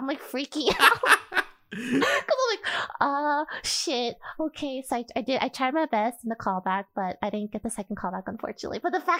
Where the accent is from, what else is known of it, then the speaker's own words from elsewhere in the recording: United States; born there; I was born in America. I don't really have an accent, I guess.